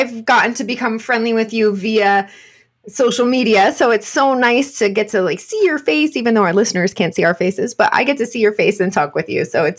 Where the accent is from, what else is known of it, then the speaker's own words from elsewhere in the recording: United States; I am your American hygienist host